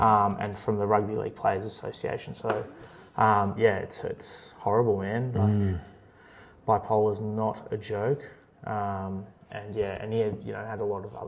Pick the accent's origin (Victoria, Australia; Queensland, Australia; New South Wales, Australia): Queensland, Australia; even as a Queenslander